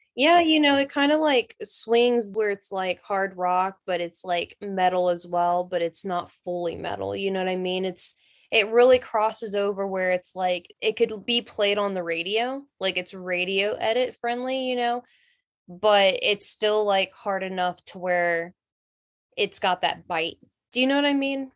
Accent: North Carolina, United States; I'm from North Carolina, so I know all about, like, the South

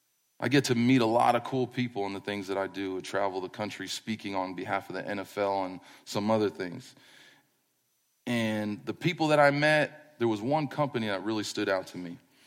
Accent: East Coast, United States; moved away as an adult; We're from the East Coast. We just moved here in 2007. I still feel like we just moved here.

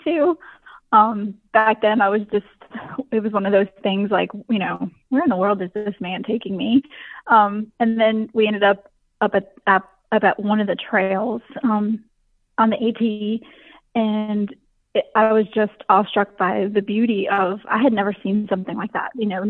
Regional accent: New Jersey, United States; now in Petersburg, Virginia, United States; I'm a girl from Jersey, never been to the mountains

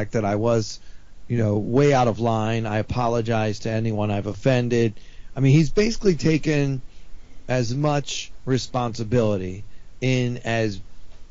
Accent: Baltimore, Maryland, United States; I grew up in Baltimore

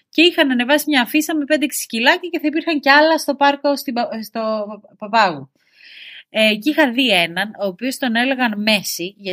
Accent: Syros, South Aegean, Greece; moved away as an adult; now in Athens, Greece; όταν έφυγα από τη Σύρα ε, και ήρθα στην Αθήνα και έπιασα την πρώτη μου δουλειά, αποφάσισα ότι θέλω σκύλο.

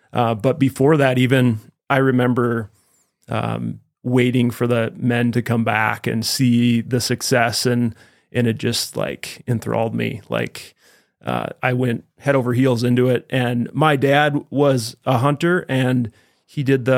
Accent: Wisconsin, United States; moved away as an adult; now in Idaho, United States; I'm actually from Wisconsin.

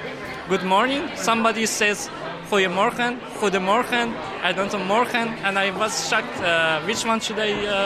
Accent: Iran; now in Netherlands; I come from Iran.

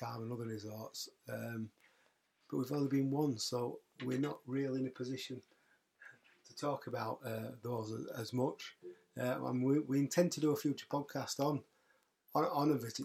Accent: Yorkshire and the Humber, United Kingdom; I'm from Yorkshire.

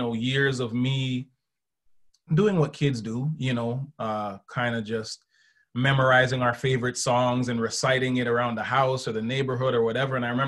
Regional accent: Canada; growing up in Canada

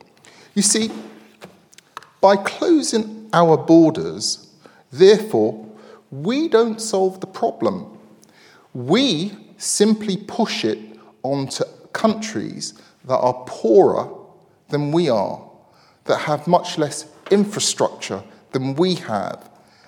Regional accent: United Kingdom; we British

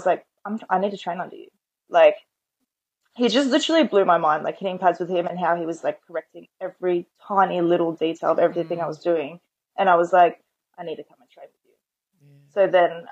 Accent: Penrith, New South Wales, Australia; we're both from the Penrith area

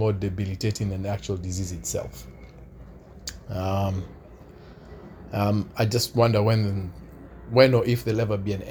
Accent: Kenya; where I'm from Kenya

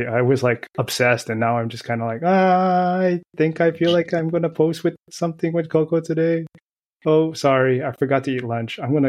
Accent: United States; I'm from America

